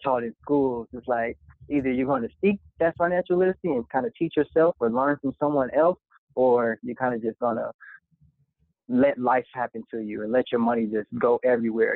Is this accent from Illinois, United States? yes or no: yes; Park Forest, Illinois, United States; also born or lived in Harvey, Illinois; i'm from the south suburbs of chicago actually i grew up in harvey illinois spent most of my adolescence in park forest illinois